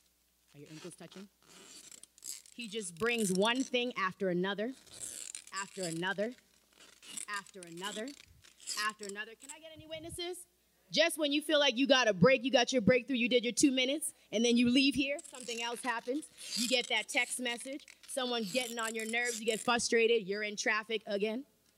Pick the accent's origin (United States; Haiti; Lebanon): Haiti; accent: Haitian; And I had to have my Haitian accent.